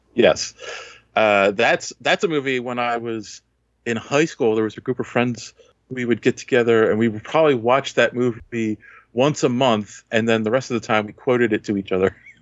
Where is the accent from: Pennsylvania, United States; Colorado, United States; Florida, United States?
Pennsylvania, United States; Philadelphia; I'm from Philly